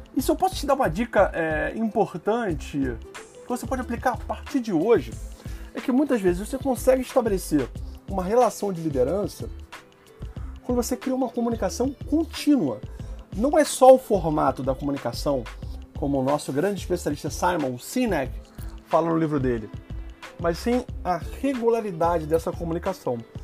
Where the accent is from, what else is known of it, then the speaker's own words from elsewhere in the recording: Rio de Janeiro, Brazil; como carioca flamenguista